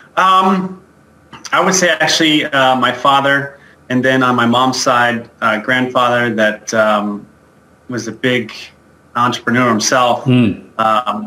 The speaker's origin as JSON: {"language": "English", "town": "Albuquerque", "region": "New Mexico", "country": "United States", "tie": "born or raised there", "moved": "as an adult", "lives_now": "Denver, United States", "said": "I was born and raised in Albuquerque, New Mexico"}